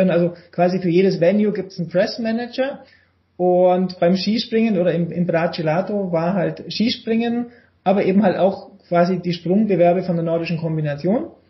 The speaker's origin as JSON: {"language": "German", "town": "Immenstadt", "region": "Bavaria", "country": "Germany", "tie": "born or raised there", "said": "halt in meinem Heimatort Immenstadt äh, im Allgäu gab es die Waldschanze, die war aus Holz gebaut."}